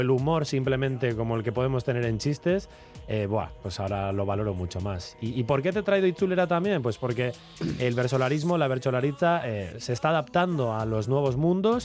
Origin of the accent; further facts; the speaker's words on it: Valle de Trápaga-Trapagaran, Basque Country, Spain; el Valle de Trápaga, en mi pueblo